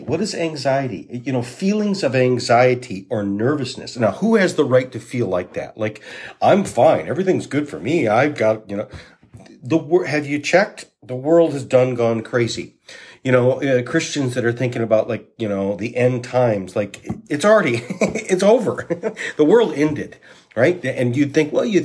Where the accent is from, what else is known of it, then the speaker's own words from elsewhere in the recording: Saginaw, Michigan, United States; also born or lived in Walloon Lake, Michigan; I grew up on Walloon Lake. In Saginaw and Walloon Lake, and Walloon Lake is my place.